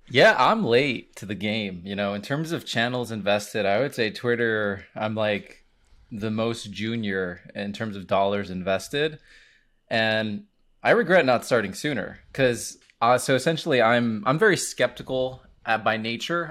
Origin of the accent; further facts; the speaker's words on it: Miami, Florida, United States; I am from Miami, Florida. I am a Hispanic, I'm Cuban Puerto Rican